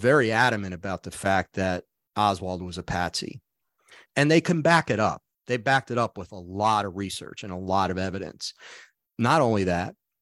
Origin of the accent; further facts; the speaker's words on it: New York City, New York, United States; I grew up in Brooklyn